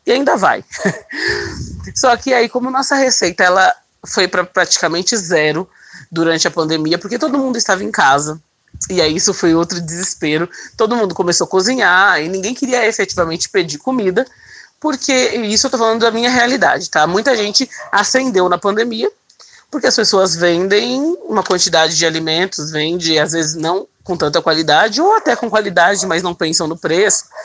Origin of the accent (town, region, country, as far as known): São Paulo, Brazil; born or raised there